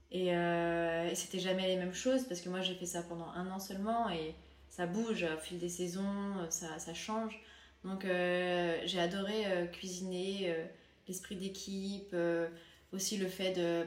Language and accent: French; France; also born or lived in Finland; Je suis française et j'ai aussi la double nationalité finlandaise